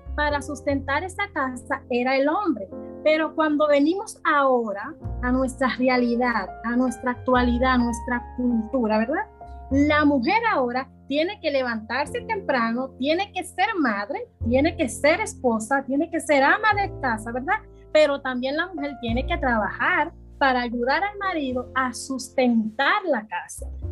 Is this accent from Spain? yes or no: no; Santo Domingo Este, Distrito Nacional, Dominican Republic; yo soy de aquí mismo de Santo Domingo Este, yo nací en Isabelita, me crié allá mismo también